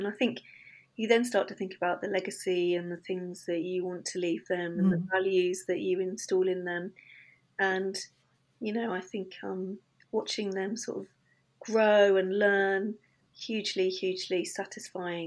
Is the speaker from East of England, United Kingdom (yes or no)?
yes; Suffolk, East of England, United Kingdom; now in London, United Kingdom; I grew up in Suffolk, great part of the world